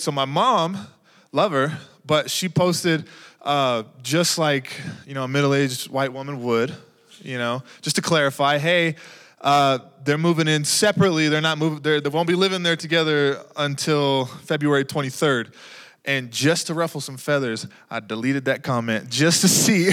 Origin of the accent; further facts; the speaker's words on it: Texas, United States; now in New Mexico, United States; I grew up in Texas